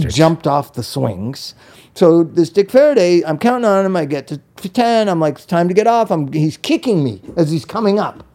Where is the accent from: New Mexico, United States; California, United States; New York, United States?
California, United States; Palm Springs; also born or lived in Los Angeles / Inglewood; in third grade we moved back to Palm Springs